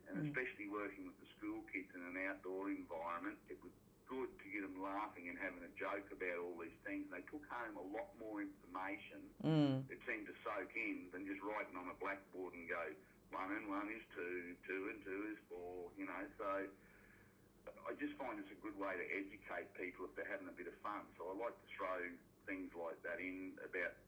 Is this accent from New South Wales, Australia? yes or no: no; Miles, Queensland, Australia; I ended back up down in my hometown of Miles in southwest Queensland, lovely little spot